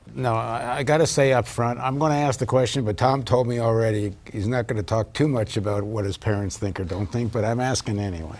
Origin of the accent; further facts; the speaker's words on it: Canada; I grew up in Canada. I'm a dual citizen